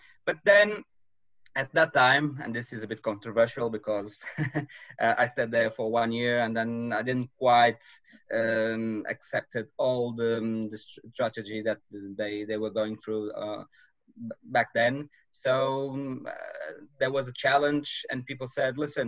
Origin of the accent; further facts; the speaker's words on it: Madeira, Portugal; moved away as an adult; now in mainland Portugal; I'm from Madeira. An island belongs to Portugal